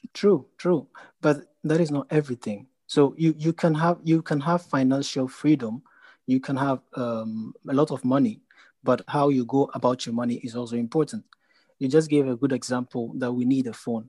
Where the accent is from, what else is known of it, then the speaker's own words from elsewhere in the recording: Ghana; now in Netherlands; I'm a Ghanaian